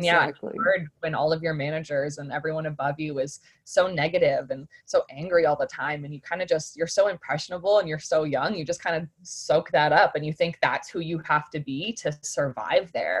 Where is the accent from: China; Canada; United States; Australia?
Canada; Oshawa, Ontario; also born or lived in North Bay, Canada / Ottawa, Canada; now in Brandon, Canada; I'm just recently living in Brandon, Manitoba, but I'm originally from Oshawa, so south of Toronto.